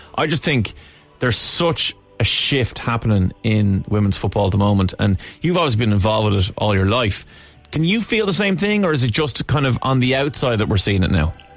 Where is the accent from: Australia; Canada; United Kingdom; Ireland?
Ireland; we're Irish